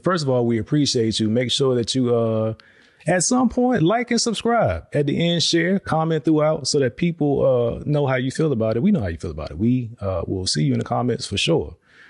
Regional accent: Virginia, United States; now in Texas, United States; We're from Virginia.

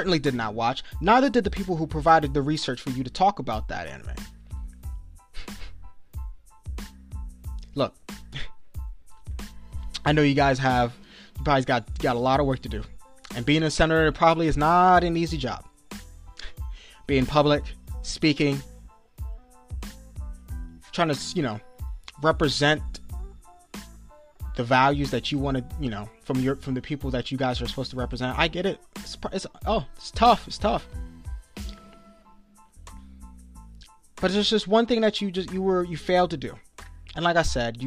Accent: East Coast of the United States, United States; I'm probably an American I'm a black man on the East Coast of the United States of America.

